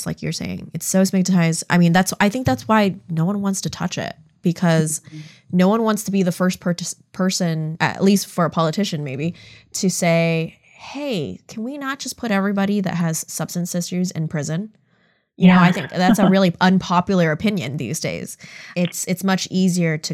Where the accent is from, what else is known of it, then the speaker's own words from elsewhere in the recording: Seattle, Washington, United States; English is a second language; born and raised in King County, Seattle, Washington